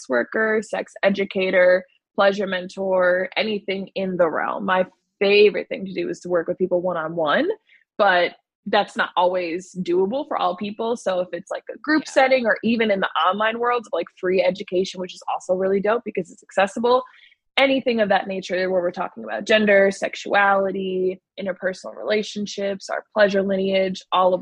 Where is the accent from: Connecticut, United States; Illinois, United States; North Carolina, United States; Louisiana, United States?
Illinois, United States; Chicago; Born in Chicago, then moved to the suburbs